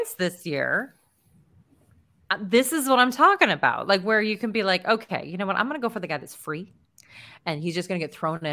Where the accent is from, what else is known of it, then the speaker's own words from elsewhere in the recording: Colorado, United States; born and raised in Colorado